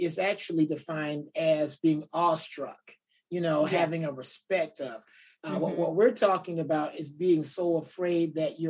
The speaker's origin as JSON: {"language": "English", "town": "Detroit", "region": "Michigan", "country": "United States", "tie": "born or raised there", "said": "It kind of reminds me that I grew up in Detroit"}